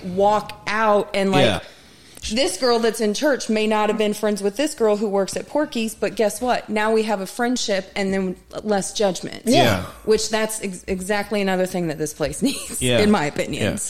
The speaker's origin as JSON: {"language": "English", "town": "Las Vegas", "region": "Nevada", "country": "United States", "said": "They're just it's interesting because I come from Vegas"}